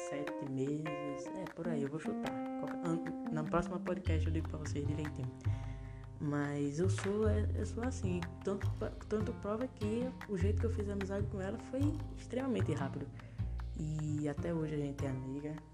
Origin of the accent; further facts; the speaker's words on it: Northeast Region, Brazil; Porque eu sou nordestino, eu falo assim, mas minha mãe é que me ensinou.